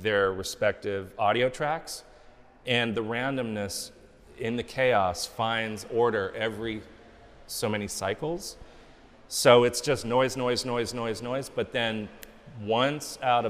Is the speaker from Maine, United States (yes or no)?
no; Los Angeles, California, United States; I'm from Hollywood, born and raised